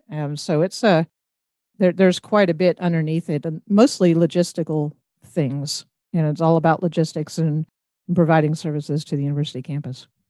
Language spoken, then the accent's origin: English; Roswell, Georgia, United States; moved away as an adult; also born or lived in Athens, Georgia; now in Bowling Green, United States; I grew up outside of Atlanta in Ro-, in the Roswell area